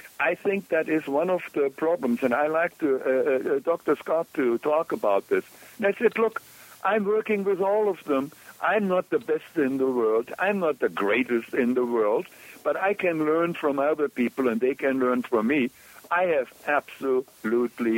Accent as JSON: {"language": "English", "country": "Germany", "tie": "born or raised there", "also_born_or_lived": "Kolkata, India", "said": "I grew up in Germany during the war without water, without electricity"}